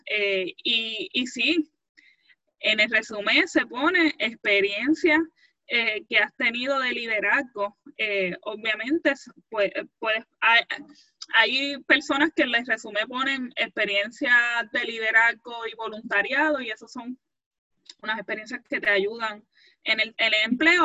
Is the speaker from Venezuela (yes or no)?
no; Puerto Rico; nosotros como puertorriqueños